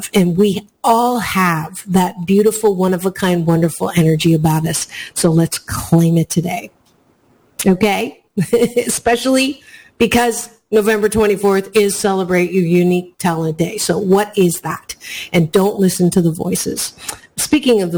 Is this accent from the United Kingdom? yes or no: no; Canada; now in United States; Black Friday is not something that I grew up with because I was born in Canada